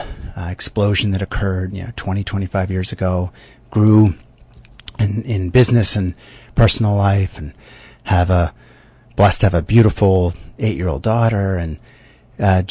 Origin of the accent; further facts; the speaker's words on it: United States; accent: American; also born or lived in New York; I live in New York. You can probably tell from my accent that I'm American